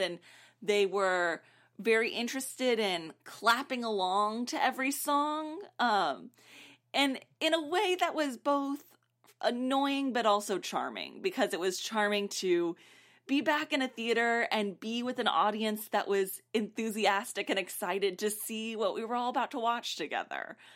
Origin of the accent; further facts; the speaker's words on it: South Texas, United States; I grew up in South Texas